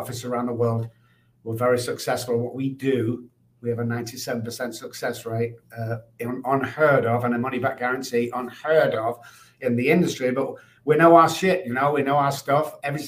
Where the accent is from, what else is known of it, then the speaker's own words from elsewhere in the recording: Manchester, North West England, United Kingdom; now in United States; I grew up in Manchester, the United Kingdom